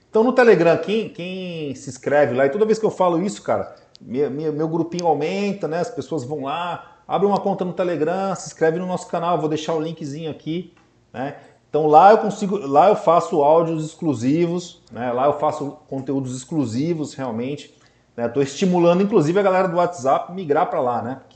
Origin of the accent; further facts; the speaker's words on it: Santos, São Paulo, Brazil; nós somos aqui de Santos, né? E a gente tem uma proximidade muito grande com a cidade de São Paulo tal.